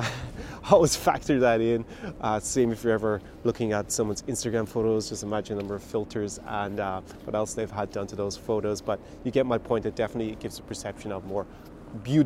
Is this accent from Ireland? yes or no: yes; Ireland; moved away as an adult; I was back in my birth country, my home country of Ireland